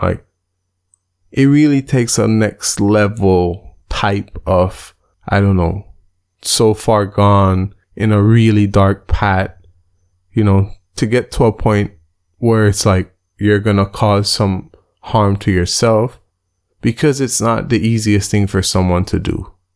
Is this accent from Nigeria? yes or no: no; Belize; Belize, my home country, has a population of a little bit under four hundred thousand people